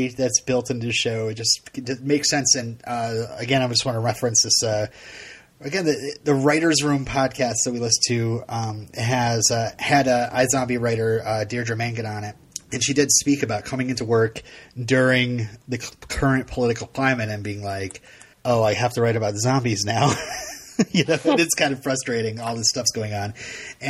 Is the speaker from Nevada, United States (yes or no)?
no; Vermont, United States; My hometown here in Vermont